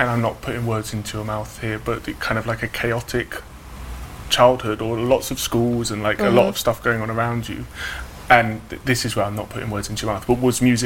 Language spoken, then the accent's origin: English; United Kingdom; I grew up outside of London